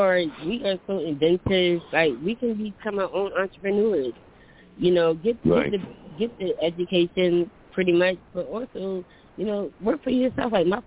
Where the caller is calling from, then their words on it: Philadelphia, Pennsylvania, United States; I'm calling from Philly, but I'm really contemplating moving there.